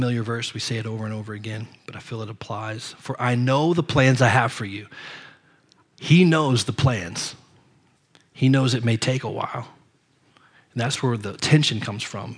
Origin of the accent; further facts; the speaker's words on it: Ohio, United States; We're from Ohio